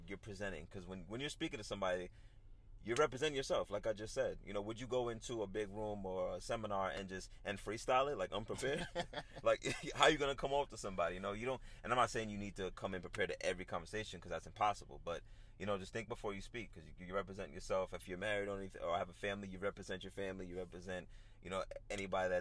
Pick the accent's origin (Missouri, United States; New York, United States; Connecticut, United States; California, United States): New York, United States; I'm from New York